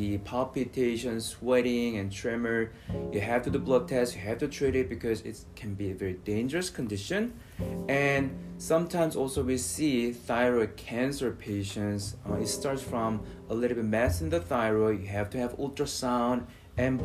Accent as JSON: {"language": "English", "country": "South Korea", "tie": "born or raised there", "also_born_or_lived": "Philadelphia", "moved": "as an adult", "lives_now": "Houston, United States", "said": "I was born and raised in Korea, not North, South Korea"}